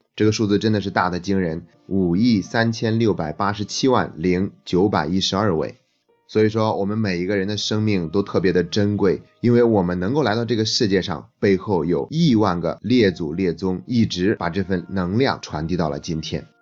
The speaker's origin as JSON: {"language": "Chinese", "country": "China", "said": "我们中国人所说的家谱、族谱"}